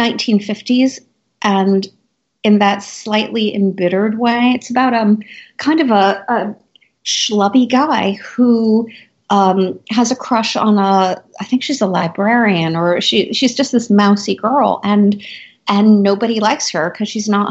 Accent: New York, United States; as a New Yorker

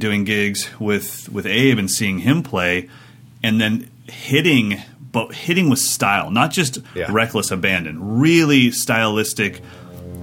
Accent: Sacramento, California, United States; my hometown of Sacramento, California

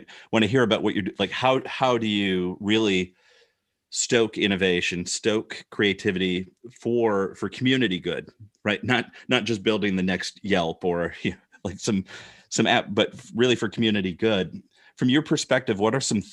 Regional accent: Rockford, Illinois, United States; I grew up in Rockford, Illinois

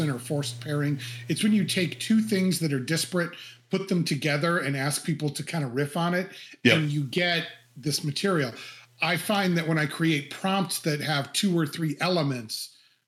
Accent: Cleveland, Ohio, United States; it's based in Cleveland, which is my hometown

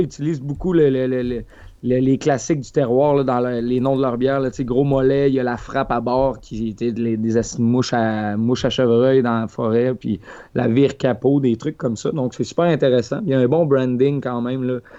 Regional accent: Lac Saint-Jean, Quebec, Canada; moved away; le lac Saint-Jean, ma terre natale

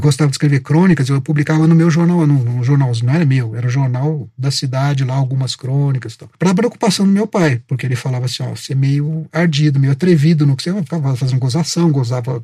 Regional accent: Itajubá, Minas Gerais, Brazil; moved away; Eu nasci em Itajubá, sou de Minas

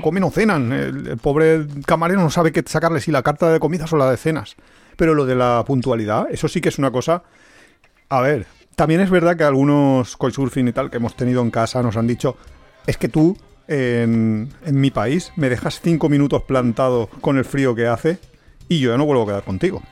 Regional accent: Spain

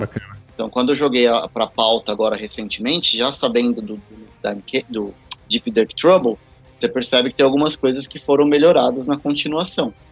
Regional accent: Barbacena, Minas Gerais, Brazil; quando era criança pequena lá em Barbacena

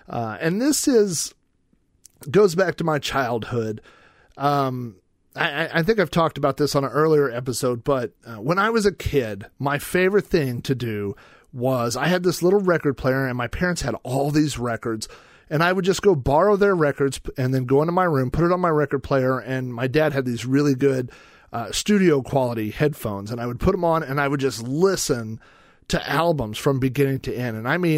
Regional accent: Oklahoma, United States; So that's why I was born in Oklahoma

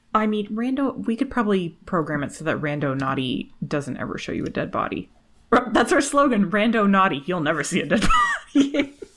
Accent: Canada; I was born and raised in Canada

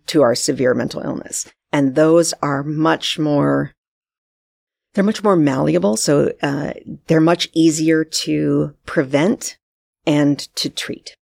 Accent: United States; moved away as an adult; now in Vancouver, Canada; I'm actually from the States, as you know.

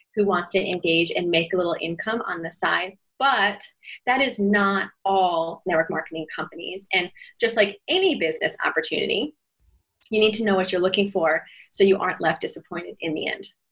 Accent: United States; moved away as an adult; also born or lived in Shanghai, China; now in Shenzhen, China; I'm American by passport, but I've lived in China for almost 16 years

